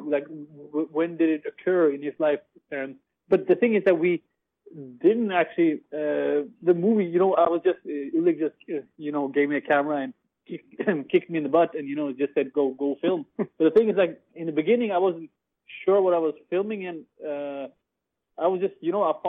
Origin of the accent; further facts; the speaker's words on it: Oslo, Norway; I'm 25 years old. I'm from Norway as well. I have a Pakistani background. My parents are from Pakistan, but I'm born and raised here in Oslo.